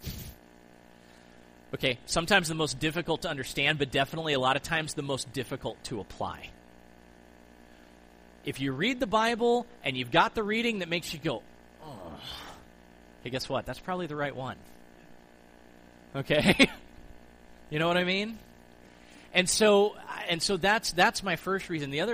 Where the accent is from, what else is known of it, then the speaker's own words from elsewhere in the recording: United States; growing up in the United States